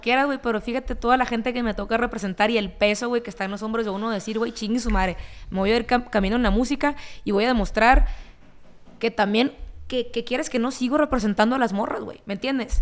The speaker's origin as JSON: {"language": "Spanish", "town": "Ciudad Obregón", "region": "Sonora", "country": "Mexico", "tie": "born or raised there", "said": "crecí en Sonora, escuchando corridos"}